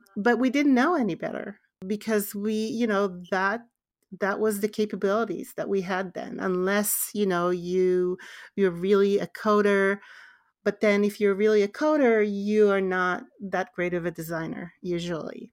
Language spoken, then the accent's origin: English; Israel; born and raised in Israel